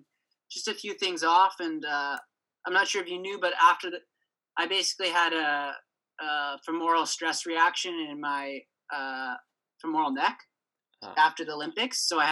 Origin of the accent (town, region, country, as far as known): Canada